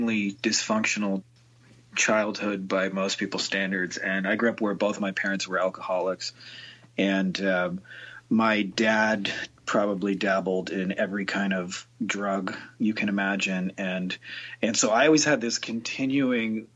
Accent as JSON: {"language": "English", "town": "Windsor", "region": "Ontario", "country": "Canada", "tie": "born or raised there", "said": "I'm from Winter, Ontario, Canada, and it's about 5 minutes from Detroit, Michigan. So I always say that I grew up close enough to Detroit"}